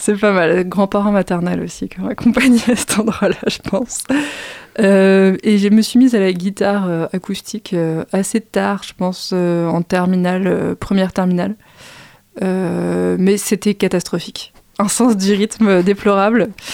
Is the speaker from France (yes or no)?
yes; Fontenay-sous-Bois, Île-de-France, France; also born or lived in Saint-Maurice; j'ai grandi à Fontenay-sous-Bois, donc commune aussi du, du 94